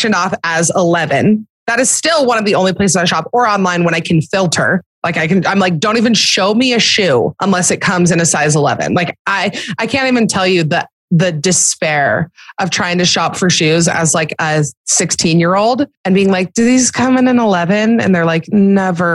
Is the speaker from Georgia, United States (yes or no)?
yes; Atlanta, Georgia, United States; I was born in Atlanta